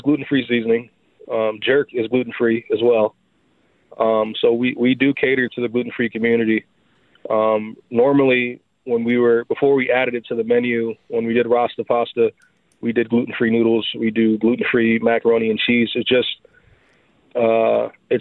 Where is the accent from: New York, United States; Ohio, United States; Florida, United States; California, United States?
Florida, United States; Miami; moved away; I'm from Miami, Florida